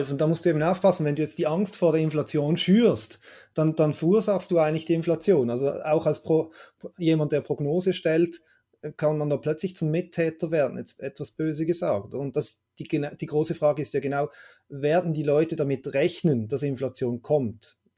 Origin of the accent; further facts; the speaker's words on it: Switzerland; Also meine erste erste Erinnerung oder letzte Erinnerung an Teuerung hier in der Schweiz ist, wenn ich als Kind am Kiosk das Mickey Mouse gekauft, gekauft habe